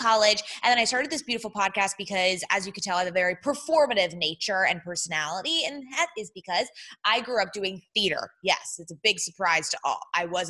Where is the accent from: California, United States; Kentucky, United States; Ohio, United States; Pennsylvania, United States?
California, United States; San Diego; moved away as an adult; now in Los Angeles, United States; We did grow up in San Diego in a Jewish household.